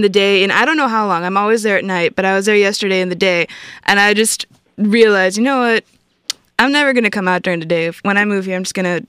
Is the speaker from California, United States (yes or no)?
yes; California, United States; I'm a California baby